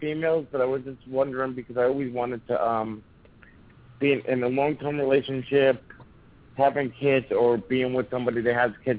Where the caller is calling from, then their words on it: New Jersey, United States; I'm calling from New Jersey.